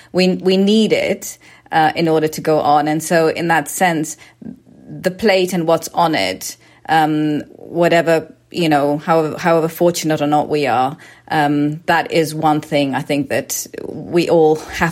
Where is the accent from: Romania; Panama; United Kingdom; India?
United Kingdom; born there; And so for my parents, after I was born in the UK